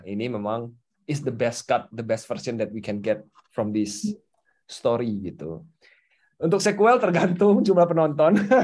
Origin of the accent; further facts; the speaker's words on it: North Sumatra, Indonesia; gue dari Sumatera Utara